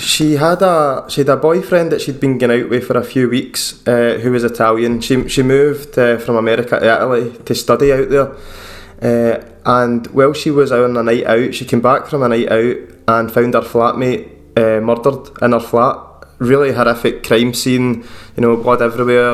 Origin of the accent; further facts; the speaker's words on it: Scotland, United Kingdom; I'm just a wee Scottish guy